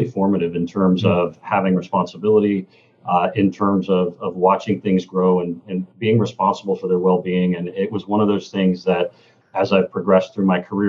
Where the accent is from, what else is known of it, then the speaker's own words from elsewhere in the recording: Kentucky, United States; moved away; also born or lived in Seattle / Chicago; growing up in Kentucky